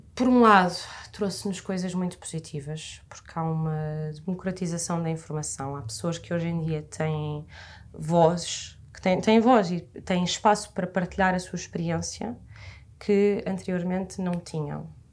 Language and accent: Portuguese; Massamá, Lisbon, Portugal; tenho 24 anos, sou de Massamá